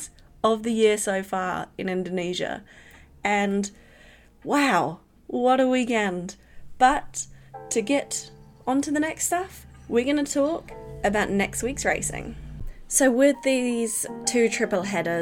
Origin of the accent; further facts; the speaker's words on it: England, United Kingdom; now in New Zealand; I was born in England